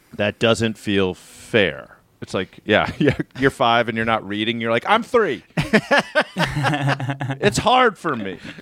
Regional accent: Baltimore County, Maryland, United States; so I grew up in Maryland, in Baltimore County, Maryland

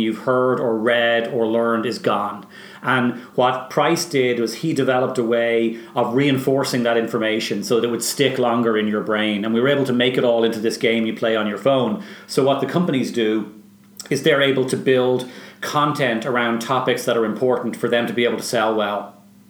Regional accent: Bray, Leinster, Ireland; moved away as an adult; also born or lived in Dublin / Tallaght; now in Boston, United States; Well, I was born in Dublin. I grew up in Talla, and then I moved to Bray, and my mother's from Bray, so I went to school in Bray

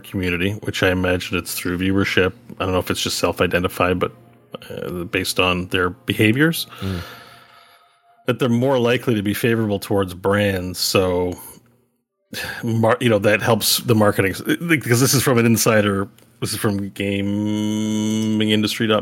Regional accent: Quebec, Canada; I grew up in Quebec

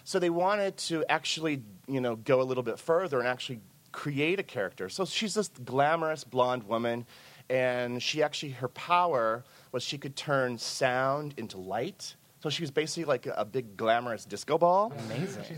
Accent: the Ozarks, United States; moved away as an adult; now in New York, United States; I grew up in the Ozarks. So I didn't move to New York until the 1990s.

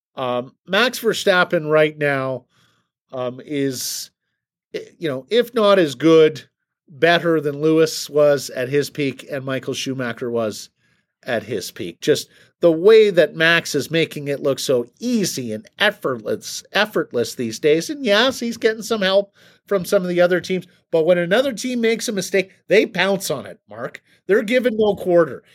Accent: Canada; as a Canadian

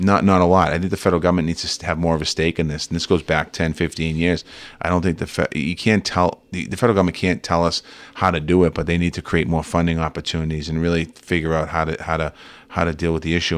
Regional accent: Boston, Massachusetts, United States; Growing up in Boston

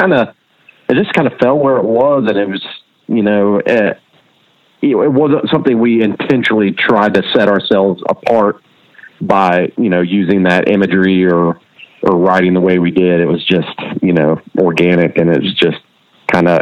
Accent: Charlotte, North Carolina, United States; also born or lived in Wilson, North Carolina / Indiana; I was in Charlotte by the time I was going to kindergarten or going to kindergarten. So yeah, I've been in Charlotte all my life pretty much.

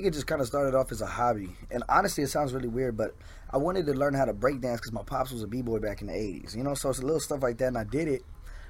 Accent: Fort Worth, Texas, United States; I'm from Diamond Hill, Fort Worth, Texas, north side Fort Worth.

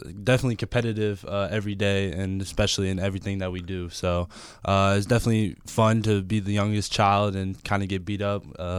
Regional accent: Milwaukee, Wisconsin, United States; moved away as an adult; now in Los Angeles, United States; Growing up in Milwaukee was awesome.

